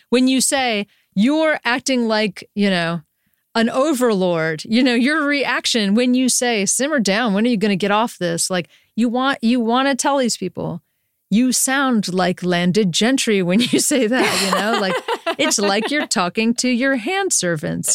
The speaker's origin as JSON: {"language": "English", "town": "Durham", "region": "North Carolina", "country": "United States", "tie": "born or raised there", "also_born_or_lived": "San Francisco", "moved": "as an adult", "said": "I grew up in Durham, North Carolina"}